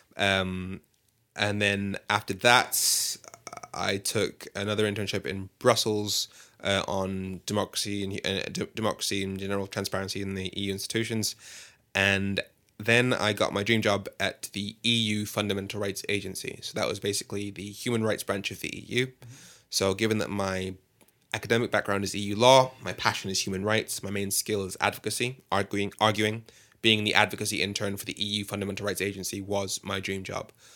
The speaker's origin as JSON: {"language": "English", "town": "Birmingham", "region": "West Midlands", "country": "United Kingdom", "tie": "born or raised there", "also_born_or_lived": "London", "moved": "as an adult", "said": "I'm from Birmingham. Well, I, I grew up mainly in Birmingham"}